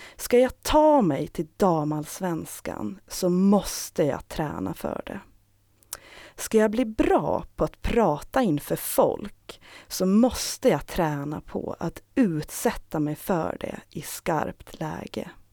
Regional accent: Saltvik, Åland Islands; now in Stockholm, Sweden; Jag har växt upp i Saltvik tillsammans med min familj

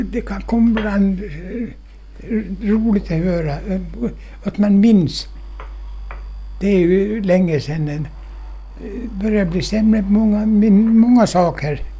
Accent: Åland, Finland; men inga jag är ålänning.

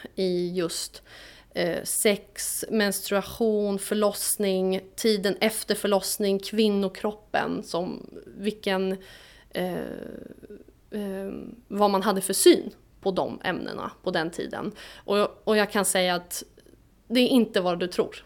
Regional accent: Stockholm, Stockholm County, Sweden; accent: Stockholm dialect; also born or lived in Vårdö, Åland; now in Åland, Finland; med min stockholmska dialekt

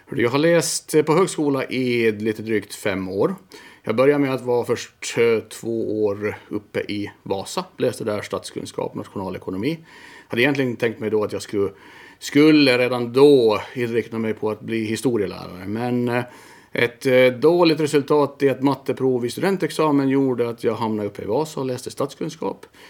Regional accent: Mariehamn, Åland Islands; also born or lived in Vaasa; Född i Mariehamn, eh, på BB där

